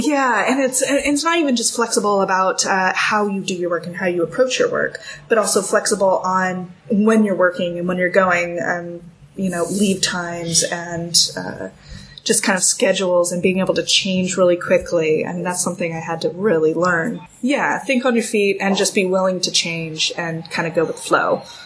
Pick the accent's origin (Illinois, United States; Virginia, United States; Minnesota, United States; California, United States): California, United States; moved away as an adult; also born or lived in United Kingdom; I'm from California